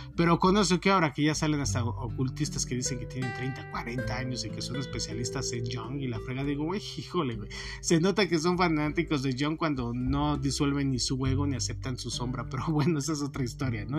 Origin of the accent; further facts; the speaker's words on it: Mexico; nosotros como mexicanos